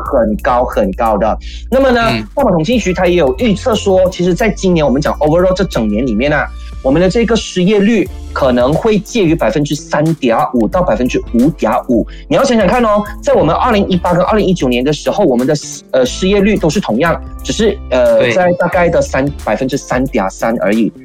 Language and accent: Chinese; Malaysia; 却没有我们马来西亚人想要去做的